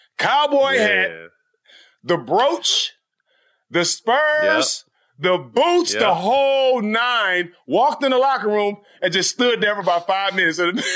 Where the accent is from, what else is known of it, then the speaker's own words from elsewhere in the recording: Port Arthur, Texas, United States; I'm from Port Arthur.